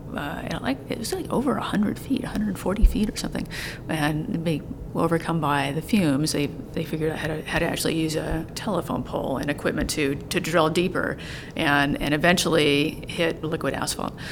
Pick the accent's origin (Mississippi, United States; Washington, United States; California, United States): California, United States; Long Beach; I grew up in Long Beach. So I grew up on the beach in Long Beach looking at the oil islands